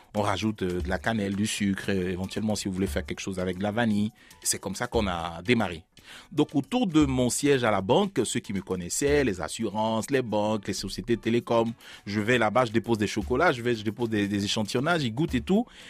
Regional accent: Abidjan, Côte d’Ivoire; also born or lived in Bangolo; Je suis né à Bangolo, à 500 km de la capitale, à Abidjan, et j'arrive avec mes parents à Abidjan, la capitale. Je grandis à partir de deux ans jusqu'à aujourd'hui

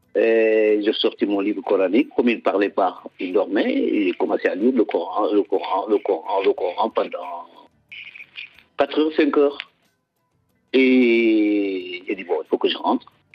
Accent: Casamance, Senegal; le Sénégal, surtout la Casamance, notre région

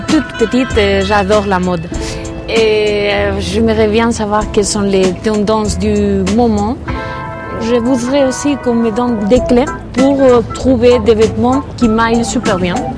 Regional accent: Bilbao, Basque Country, Spain; French is a second language; j'ai 32 ans, je viens de Bilbao

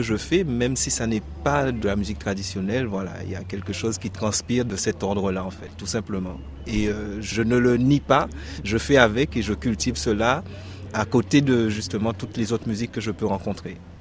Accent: Guadeloupe; je viens de, de la Guadeloupe, là où il y a la musique traditionnelle gros K

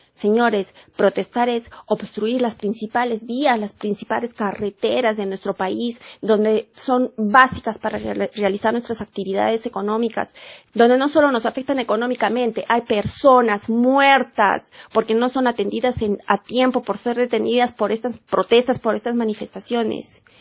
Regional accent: Peru; yo también soy de Perú

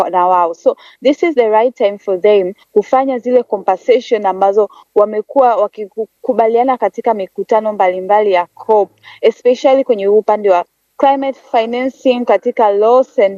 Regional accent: Tanzania; Mimi ni Mtanzania, natokea katika jamii ya Tanzania.

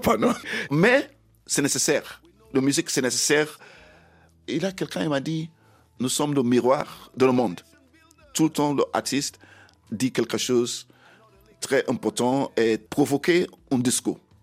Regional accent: Sierra Leone; French is a second language; moved away; also born or lived in Bo, Sierra Leone / London, United Kingdom / England; Je suis né en Sierra Leone.

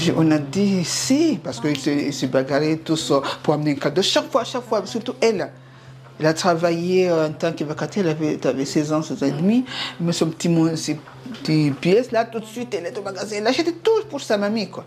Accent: Comoros; chez nous, en Comore

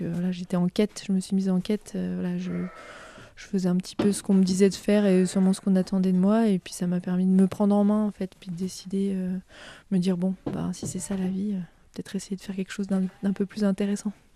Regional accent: Lake Annecy, Haute-Savoie, Auvergne-Rhône-Alpes, France; also born or lived in Grenoble; je suis née euh, au bord du lac d'Annecy, donc dans le département de la Haute-Savoie également. Euh, et donc, j'ai grandi euh, à Véry-du-Lac.

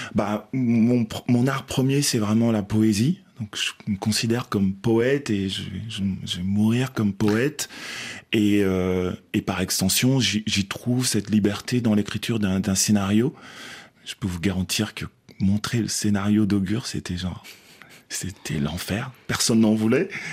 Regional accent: Belgium; moi, j'ai grandi en Belgique aussi

